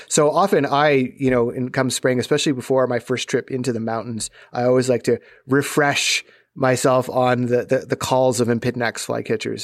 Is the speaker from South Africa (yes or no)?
no; Southern Ontario, Canada; growing up in Southern Ontario